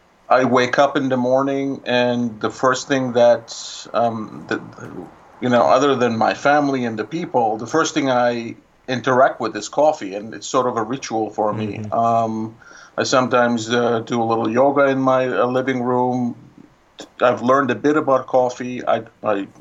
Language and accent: English; Istanbul, Turkey; moved away as an adult; also born or lived in New York City; now in Brooklyn, United States; I am from Istanbul